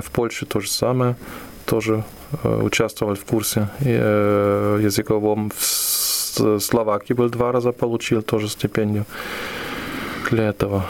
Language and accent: Russian; Aachen, North Rhine-Westphalia, Germany; Russian is a second language; moved away as an adult; now in Ulyanovsk, Russia; я вырос в Германии на, на самом западе, в городе Ахен, который находится на границе с Бельгией и с Голландией